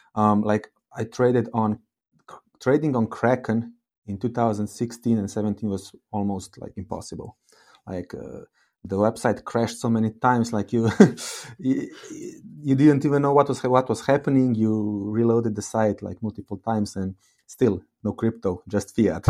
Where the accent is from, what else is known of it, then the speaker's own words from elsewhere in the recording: Slovenia; I come from Slovenia